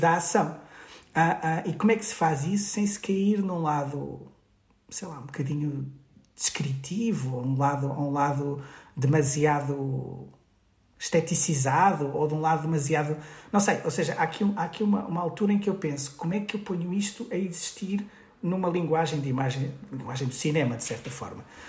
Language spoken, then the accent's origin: Portuguese; Guimarães, Braga, Portugal; numa associação cultural em Guimarães, de onde sou